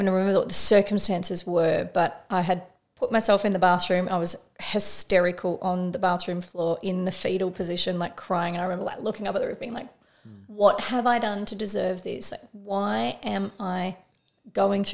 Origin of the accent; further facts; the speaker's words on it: Frankston, Victoria, Australia; I grew up in Frankston